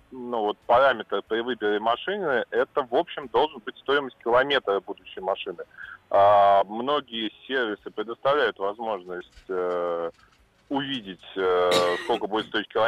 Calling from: Saint Petersburg, Russia; я из Санкт-Петербурга.

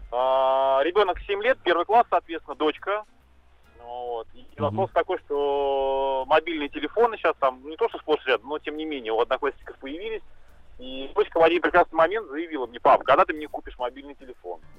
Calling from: Moscow, Russia; Нет, нет, нет, я, я из Москвы.

